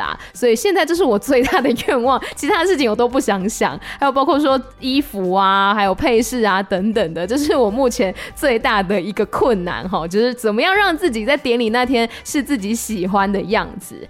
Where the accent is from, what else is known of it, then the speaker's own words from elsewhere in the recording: Taiwan; first language Taiwanese Hokkien; Chinese is a second language; 虽然说台语是我的母语，可是因为我平常比如说工作的时候还是用华语比较多